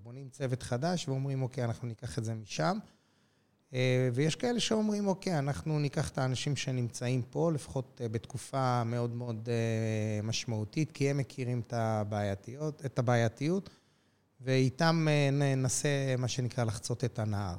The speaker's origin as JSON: {"language": "Hebrew", "town": "Jerusalem", "region": "Jerusalem District", "country": "Israel", "tie": "born or raised there", "said": "נולדתי בירושלים, גר בירושלים"}